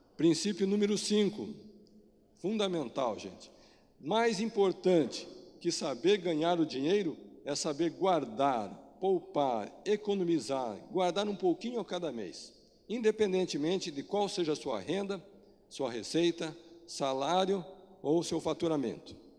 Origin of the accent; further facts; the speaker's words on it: Brazil; nós, como brasileiro